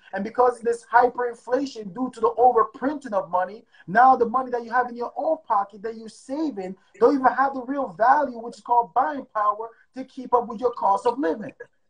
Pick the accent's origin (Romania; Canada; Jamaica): Jamaica; now in United States; my mom came here. We came from Jamaica, right? And we didn't have much.